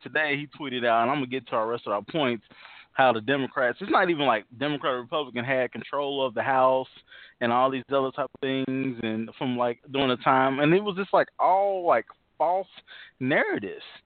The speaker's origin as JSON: {"language": "English", "town": "Indianapolis", "region": "Indiana", "country": "United States", "said": "we know we're both from Naptown, East Side"}